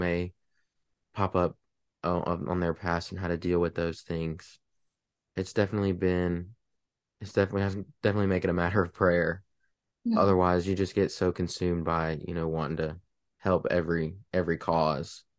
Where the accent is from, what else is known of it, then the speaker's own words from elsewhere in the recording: Sulphur, Louisiana, United States; moved away as an adult; now in Matthews, United States; I'm from Southwest Louisiana, about an hour from the Gulf, about an hour from Texas, so from a little town called Sulphur, Louisiana